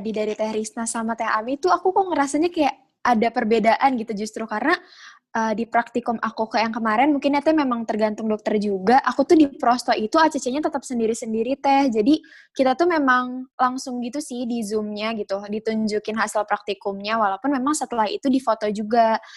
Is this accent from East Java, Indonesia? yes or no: no; Bogor, West Java, Indonesia; mungkin karena aku dari Bogor gak cuman aku doang yang di Bogor